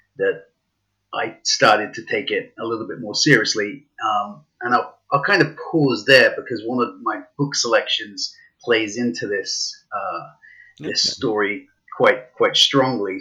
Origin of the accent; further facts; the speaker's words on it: England, United Kingdom; now in Canada; I live in Canada now, but I grew up in England, and at school in England